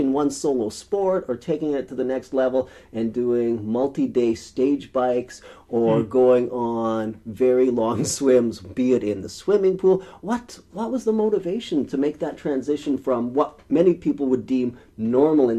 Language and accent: English; rural Saskatchewan, Canada; It was a dusty road in rural Saskatchewan in September of 1976. I was in grade 7